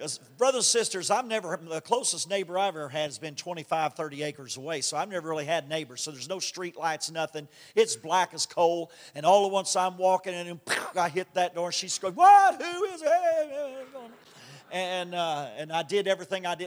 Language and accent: English; Kentucky, United States; I'm from Kentucky